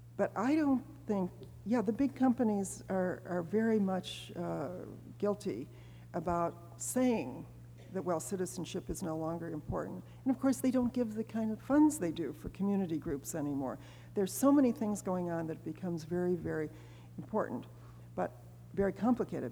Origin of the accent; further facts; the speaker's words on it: Chicago, Illinois, United States; I was born in the South Side